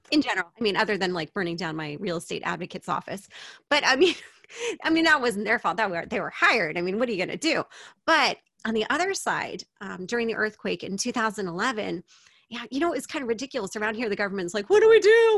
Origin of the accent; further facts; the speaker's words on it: United States; moved away as an adult; now in Japan; I speak English. I'm American. I've lived in Japan